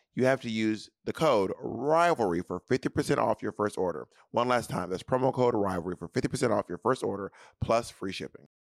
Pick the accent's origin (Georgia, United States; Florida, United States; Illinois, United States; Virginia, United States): Georgia, United States; Atlanta; moved away; Atlanta, my hometown